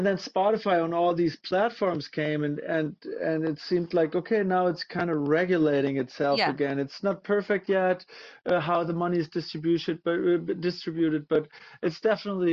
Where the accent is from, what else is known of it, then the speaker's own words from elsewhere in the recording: Münster, North Rhine-Westphalia, Germany; moved away as an adult; also born or lived in Hamburg, Germany; now in Los Angeles, United States; I'm originally from Germany. I grew up in a town called Münster in northwest Germany